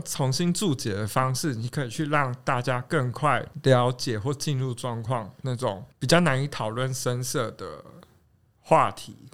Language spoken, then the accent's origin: Chinese; southern Taiwan, Taiwan; now in Taipei, Taiwan; 我自己是在南部长大的